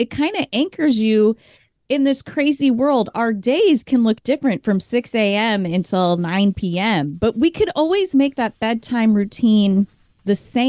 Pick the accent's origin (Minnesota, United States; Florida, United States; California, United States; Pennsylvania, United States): Minnesota, United States; accent: Minnesota / Midwestern; my Midwestern accent.